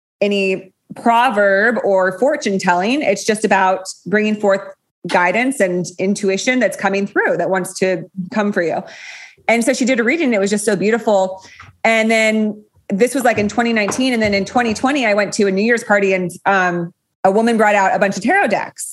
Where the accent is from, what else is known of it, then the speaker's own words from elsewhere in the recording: Los Gatos, California, United States; my hometown, Los Gatos